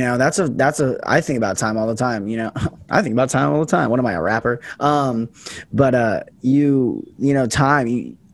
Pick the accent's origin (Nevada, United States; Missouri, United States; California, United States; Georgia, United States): Nevada, United States; Las Vegas; moved away as an adult; also born or lived in Portland, Oregon; right now I'm in Vegas. This is where I grew up